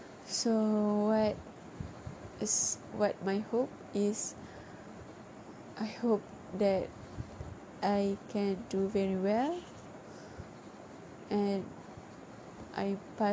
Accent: Pahang, Malaysia; English is a second language; I am from Kota Pahang. I am 18 years old. So that's year, 4 January, I am officially 19 years old.

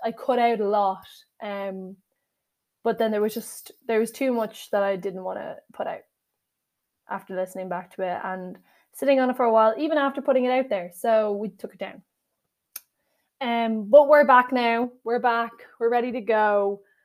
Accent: Ireland; I am Irish

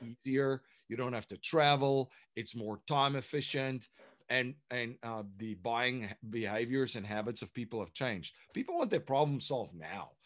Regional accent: South Africa; moved away as an adult; now in United States; I'm originally from South Africa. So um, I came to the United States in the, uh, well, 2001

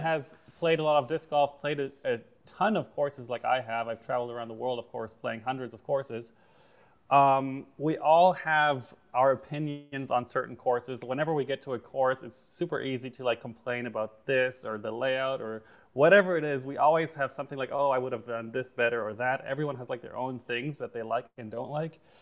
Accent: Germany; growing up in Germany, disc golf was super not serious in any way

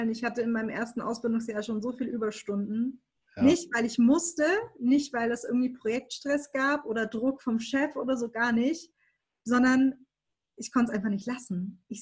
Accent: Baden-Württemberg, Germany; also ich komme aus Baden-Württemberg, ne? man hört es nicht

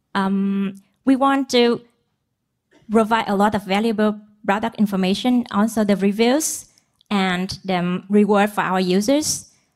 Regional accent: Vietnam; moved away as an adult; now in Tokyo, Japan; Yes, I'm from Tokyo, but I, I am Vietnamese.

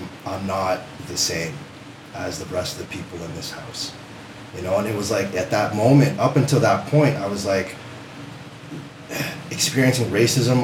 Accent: Windsor, Ontario, Canada; grew up on the West End of Windsor, so a lot of diversity in the area that I grew up

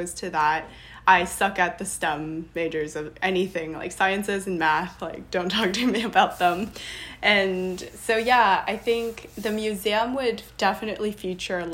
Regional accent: Los Angeles, California, United States; I was born and raised in Los Angeles, and I'm Taiwanese American

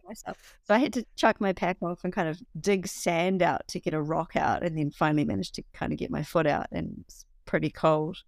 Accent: New Zealand; also born or lived in Bavaria; I was from New Zealand

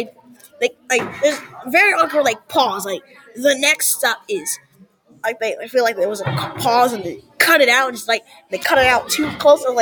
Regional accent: New York, United States; I'm from New York.

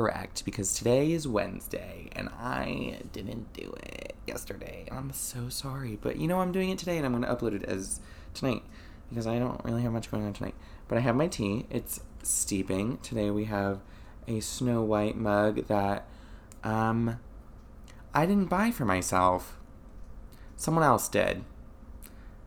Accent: Florida, United States; I'm from Florida. There are springs here in Florida. Never been to them, even though I've lived here practically my whole life

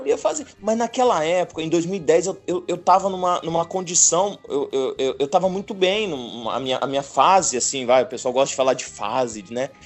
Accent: Céu Azul, Paraná, Brazil; moved away; also born or lived in São Paulo; eu sou do Paraná, famílias uhum. é, tradicionais gaúchas.

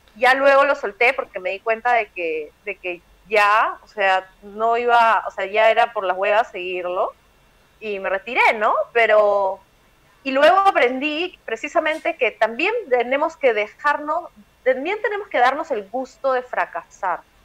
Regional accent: Peru; yo soy una típica peruana

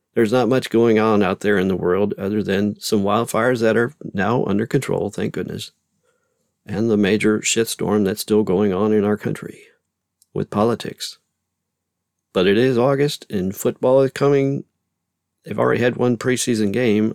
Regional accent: Louisiana, United States; I grew up in Louisiana

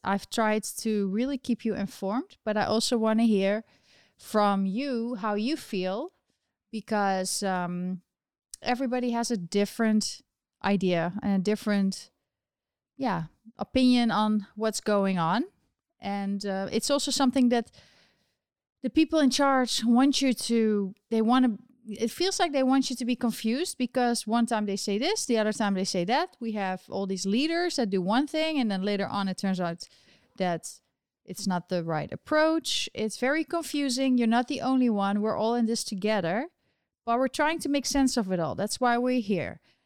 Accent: Netherlands; moved away as an adult; now in New York, United States; I'm from the Netherlands

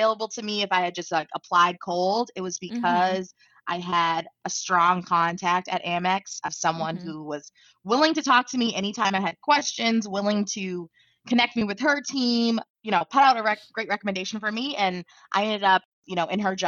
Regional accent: Baltimore, Maryland, United States; moved away; I grew up in Baltimore City

